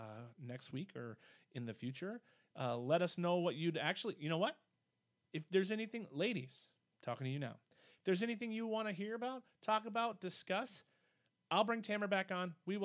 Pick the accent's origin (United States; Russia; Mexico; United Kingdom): United States; Wisconsin; Well, we are from Wisconsin